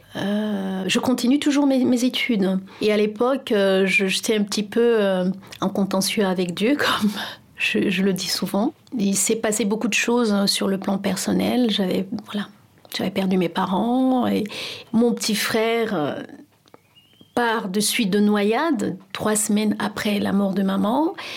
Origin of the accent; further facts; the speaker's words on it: Cameroon; moved away as an adult; also born or lived in France; now in Paris, France; J'ai grandi au Cameroun